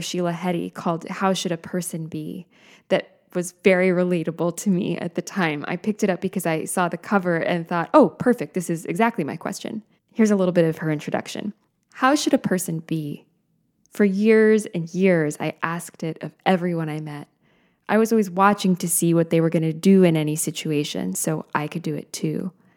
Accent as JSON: {"language": "English", "country": "United States", "said": "I am an American human being living now"}